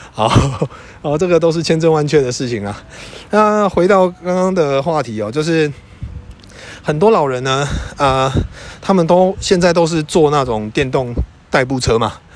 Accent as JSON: {"language": "Chinese", "area": "Yujing", "region": "Tainan", "country": "Taiwan", "also_born_or_lived": "Taipei", "moved": "as an adult", "said": "我住在预警，我是一个预警人，我是一个乡下人"}